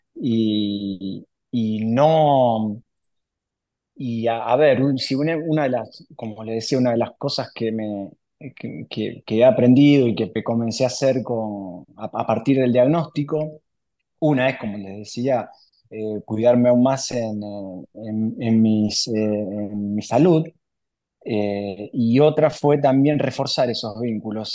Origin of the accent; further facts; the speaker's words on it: Capitán Bermúdez, Santa Fe, Argentina; moved away as an adult; also born or lived in Paraná; yo soy oriundo de Capitán Bermúdez al lado de Rosario